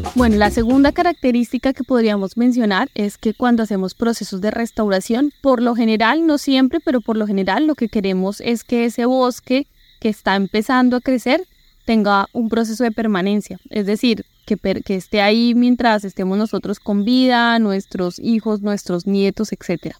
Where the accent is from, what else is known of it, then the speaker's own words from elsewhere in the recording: Bogotá, Colombia; moved away as an adult; now in Florencia, Colombia; como buena rola acostumbrada a los paseos en la sabana de Bogotá